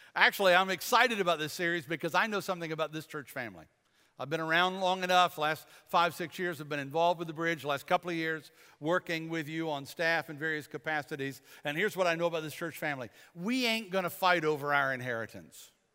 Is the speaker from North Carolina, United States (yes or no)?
yes; Bladenboro, North Carolina, United States; We're from Bladenboro, Bladen County